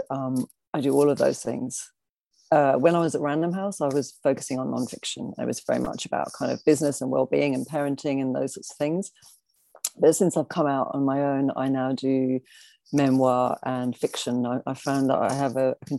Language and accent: English; Adelaide, South Australia, Australia; moved away as an adult; also born or lived in Liverpool, United Kingdom; now in London, United Kingdom; I'm actually from Liverpool, but I spent 25 years in Australia, in South Australia. So, grew up in a dry, artsy town